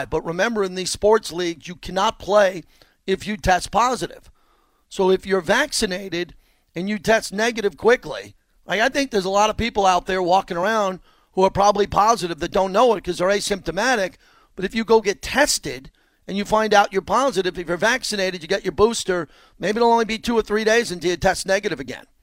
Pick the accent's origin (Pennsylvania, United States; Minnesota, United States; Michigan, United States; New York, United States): New York, United States; moved away; I'm from New York.